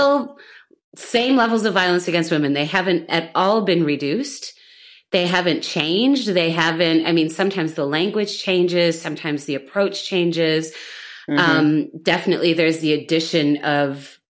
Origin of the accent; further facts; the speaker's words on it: United States; now in Berlin, Germany; I'm an American Gen X woman living in Berlin